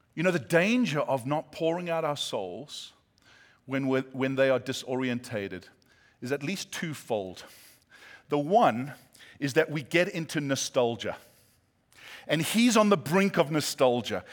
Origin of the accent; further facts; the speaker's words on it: South Africa; moved away as an adult; now in California, United States; my accent is not Australian, British, or New Zealand. Uh, some say my accent makes me sound smarter than I am. But, uh, yeah, we're from South Africa